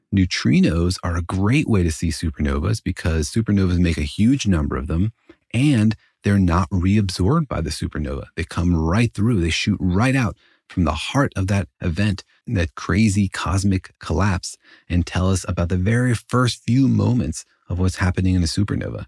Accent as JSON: {"language": "English", "town": "Los Alamos", "region": "New Mexico", "country": "United States", "tie": "born or raised there", "said": "Los Alamos, actually my hometown"}